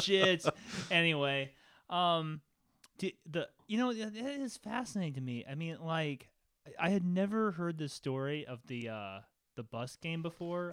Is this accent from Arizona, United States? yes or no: yes; Phoenix, Arizona, United States; moved away as an adult; also born or lived in Los Angeles; I'm back in my hometown of Phoenix